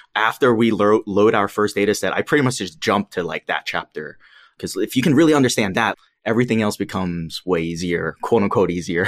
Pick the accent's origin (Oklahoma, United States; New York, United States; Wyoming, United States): New York, United States; New York City; I grew up in New York City. I'm from Queens